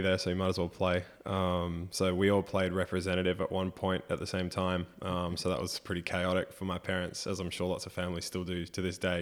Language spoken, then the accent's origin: English; Brisbane, Queensland, Australia; I copped a lot from the family supporting Queensland growing up in Brisbane